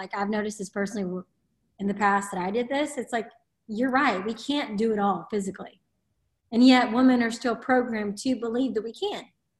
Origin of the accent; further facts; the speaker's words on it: the South, United States; I'm from the South